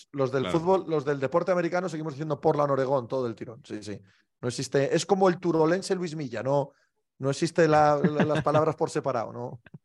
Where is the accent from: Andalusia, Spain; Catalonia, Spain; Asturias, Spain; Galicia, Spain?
Asturias, Spain; Cangas del Narcea; born or raised there